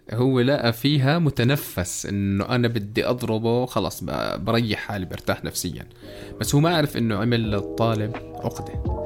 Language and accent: Arabic; Jordan; في ثلاث أنواع سيارات عندنا بالأردن